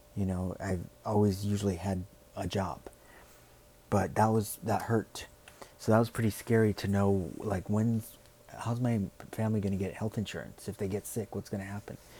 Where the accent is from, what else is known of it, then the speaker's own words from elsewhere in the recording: United States; who we are, what we stand for as Americans.